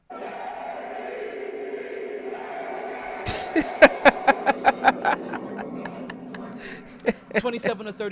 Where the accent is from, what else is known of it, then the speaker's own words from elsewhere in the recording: New York, United States; I'm from New York